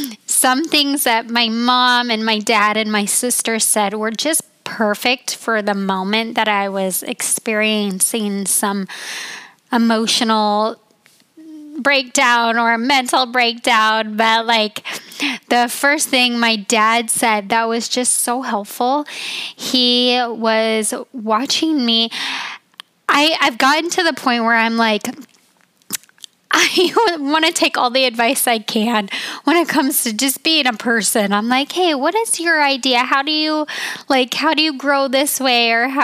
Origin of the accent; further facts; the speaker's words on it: Utah, United States; also born or lived in Colorado; I call Utah my home state and Colorado.